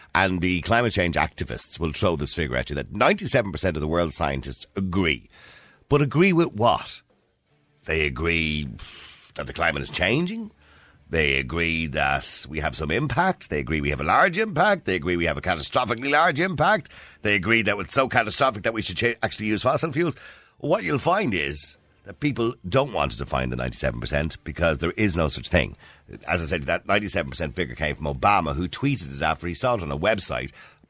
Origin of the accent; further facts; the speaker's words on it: Dublin, Leinster, Ireland; when I started in secondary school, from Edenmore to the De La Salle College, about 2.5 miles